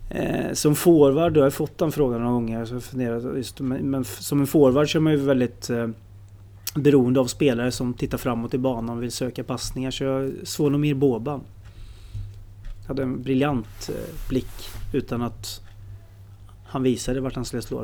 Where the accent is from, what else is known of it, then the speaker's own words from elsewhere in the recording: Stockholm, Stockholm County, Sweden; när jag föddes i Stockholm